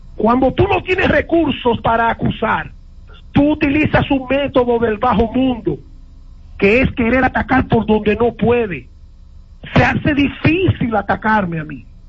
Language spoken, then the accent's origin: Spanish; La Vega, Dominican Republic; moved away as an adult; now in United States; ese deporte vegano con el que nosotros nacimos